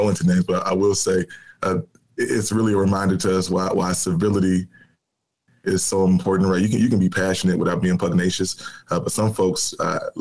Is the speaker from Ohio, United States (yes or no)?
no; Chicago, Illinois, United States; I'm a kid from Chicago, born and raised in the city, public school kid